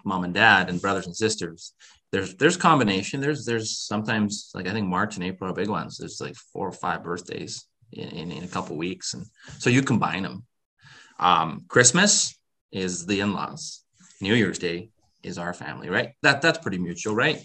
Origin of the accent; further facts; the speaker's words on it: Netherlands; I was born in Holland